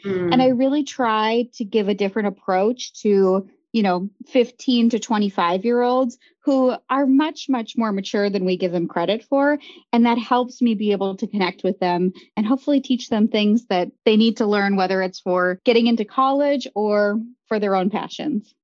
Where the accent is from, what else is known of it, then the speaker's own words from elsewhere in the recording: Grand Forks, North Dakota, United States; now in Chicago, United States; I grew up in Grand Forks, North Dakota